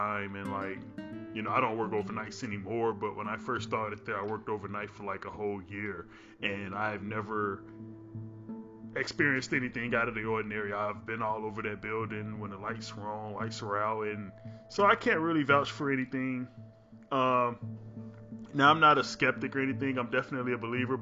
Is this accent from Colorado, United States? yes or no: no; Chicago, Illinois, United States; born and raised in Chicago